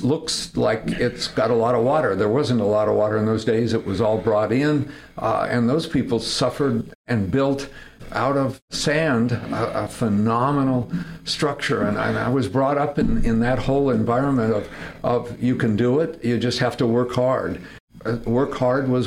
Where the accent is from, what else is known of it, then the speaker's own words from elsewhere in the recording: Fresno, California, United States; also born or lived in Sonora, California; I was born in Sonora, California, raised in Fresno, California.